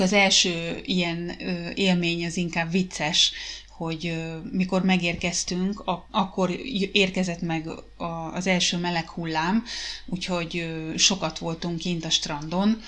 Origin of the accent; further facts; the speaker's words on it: Hungary; moved away as an adult; now in Finland; az én gyerekkorom volt Magyarországon